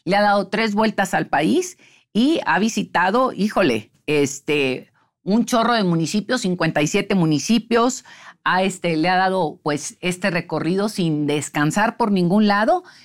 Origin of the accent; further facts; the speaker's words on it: Sinaloa, Mexico; de donde yo vengo, de Sinaloa